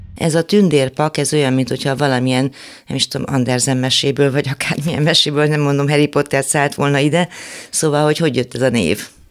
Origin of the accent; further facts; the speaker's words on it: Cluj-Napoca, Cluj County, Romania; moved away as an adult; now in Hungary; amikor legutóbb jártam a szülővárosomban